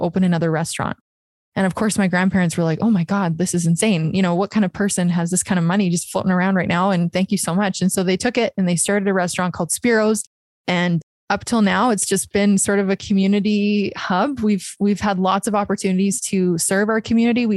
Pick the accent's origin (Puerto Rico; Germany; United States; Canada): Canada; Lloydminster, Saskatchewan; I am from Lloydminster, Saskatchewan